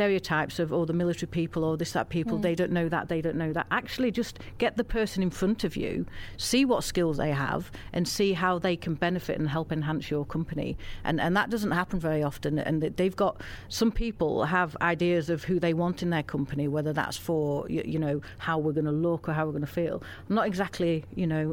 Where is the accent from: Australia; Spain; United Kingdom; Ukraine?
United Kingdom; Wigan, North West England; I was from Lancashire. I'm from Wigan, actually.